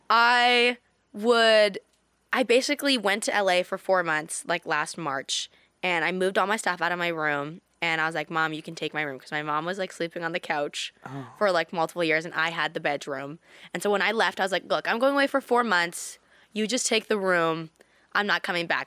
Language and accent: English; Canada; In Canada, in my hometown